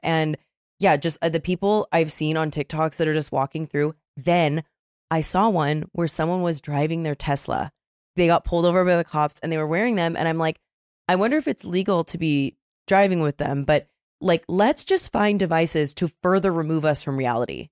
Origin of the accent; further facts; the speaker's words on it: Seattle, Washington, United States; I'm from Seattle